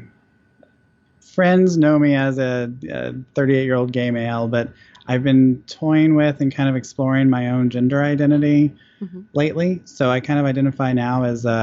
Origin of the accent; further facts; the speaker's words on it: Georgia, United States; also born or lived in Texas; my family's from Texas, I'm from Georgia